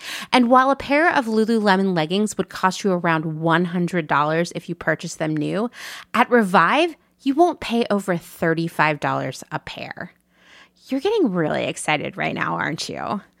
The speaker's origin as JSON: {"language": "English", "town": "Portland", "region": "Oregon", "country": "United States", "tie": "born or raised there", "said": "Well, if you're in one of my favorite cities, my former home, the place I think of as my hometown, Portland, Oregon, you can shop in person at their store"}